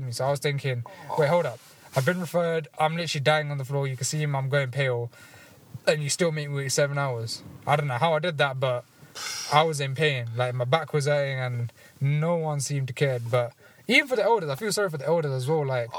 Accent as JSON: {"language": "English", "region": "London", "country": "United Kingdom", "said": "I'm from the Ealing Borough"}